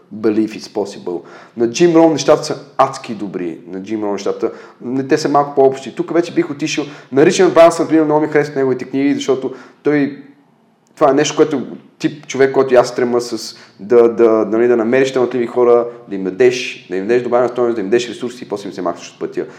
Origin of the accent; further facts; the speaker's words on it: Bulgaria; сме родени в България